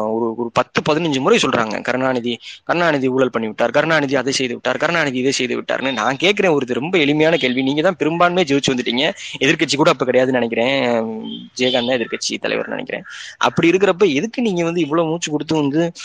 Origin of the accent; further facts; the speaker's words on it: Sivaganga district, Tamil Nadu, India; சிவகங்கை மாவட்டம் எங்களோட சொந்த ஊர்